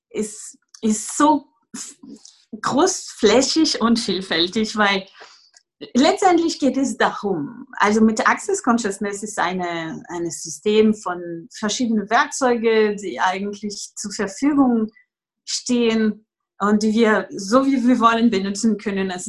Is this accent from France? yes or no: yes; France; German is a second language; also born or lived in Greece / England; now in Germany; Äh, und ich komme aus Frankreich und ich wohne derzeit in Deutschland, wo ich dann einen Sohn habe, der zehn Jahre alt ist.